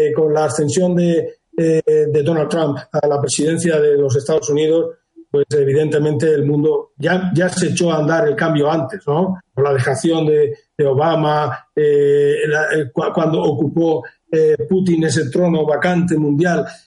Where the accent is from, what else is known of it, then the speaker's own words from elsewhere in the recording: Region of Murcia, Spain; now in Cádiz, Spain; yo soy murciano